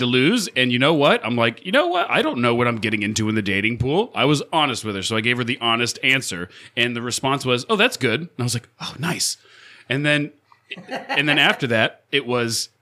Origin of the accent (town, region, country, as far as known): Florida, United States